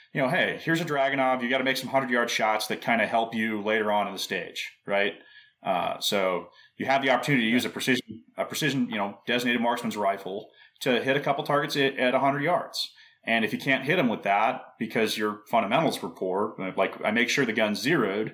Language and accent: English; St. George, Utah, United States; my home range in my hometown where I live in St. George, Utah